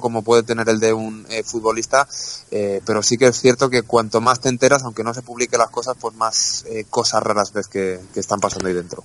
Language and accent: Spanish; Castellón, Valencian Community, Spain; yo soy de Castellón, defiendo mi provincia